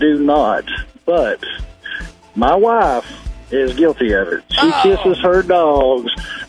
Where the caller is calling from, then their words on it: Fayetteville, Arkansas, United States; calling from Fayetteville.